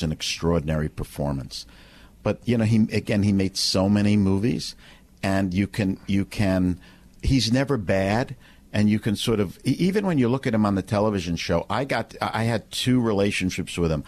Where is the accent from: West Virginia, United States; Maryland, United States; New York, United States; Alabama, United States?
New York, United States; New York City; I was born in Brooklyn